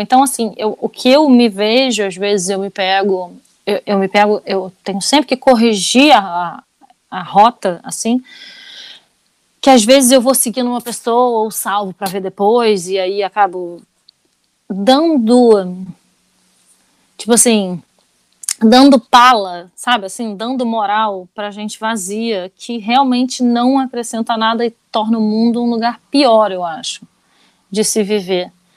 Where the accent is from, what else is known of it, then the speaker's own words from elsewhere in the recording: Rio de Janeiro, Brazil; now in France; eu sou carioca, nascida, nascida e criada no Rio de Janeiro. Mas eu moro na França.